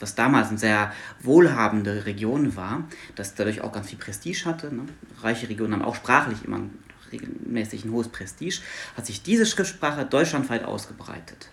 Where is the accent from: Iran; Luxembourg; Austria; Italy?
Luxembourg; first language Luxembourgish; German is a second language; moved away as an adult; now in Hanover, Germany; Ich bin aus Luxemburg gebürtig